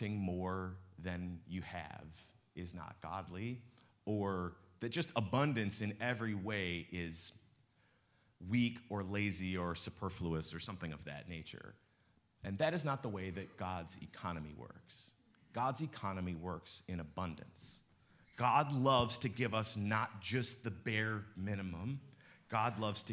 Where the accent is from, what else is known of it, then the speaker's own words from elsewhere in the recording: Midwest, United States; also born or lived in West Coast; us Midwesterners